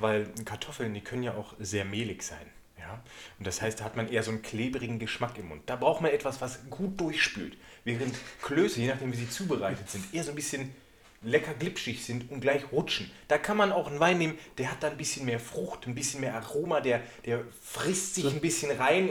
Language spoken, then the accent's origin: German; Sauerland, North Rhine-Westphalia, Germany; moved away; also aus meiner Heimat, wobei ich eigentlich aus dem Sauerland komme